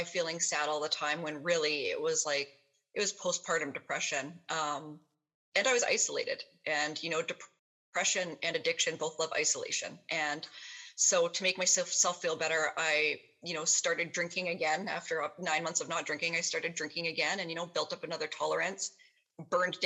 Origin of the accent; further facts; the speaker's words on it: Kelowna, British Columbia, Canada; I ended up moving back to my hometown, which is here, Kelowna, BC